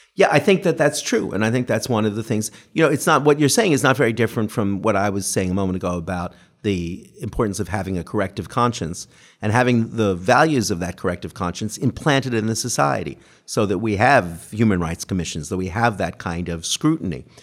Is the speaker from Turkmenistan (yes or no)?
no; Canada; now in United Kingdom; grew up under the most benign version of the post-colonialism in Canada